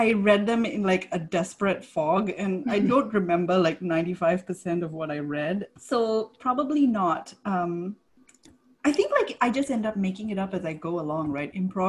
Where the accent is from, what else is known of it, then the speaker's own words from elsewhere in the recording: Singapore; now in United States; I grew up in Singapore and that's like right at the equator. So it was always humid. And then I moved to the US